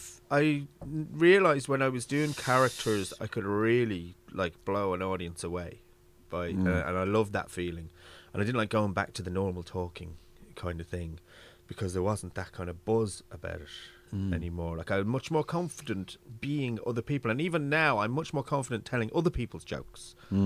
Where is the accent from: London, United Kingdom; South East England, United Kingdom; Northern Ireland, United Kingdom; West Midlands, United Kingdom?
London, United Kingdom; accent: London; now in Ireland; It was probably because I grew up in England and then I came to Ireland and I probably feel like a fake, you know, my voice. Because, like, I had a London accent when I first came here.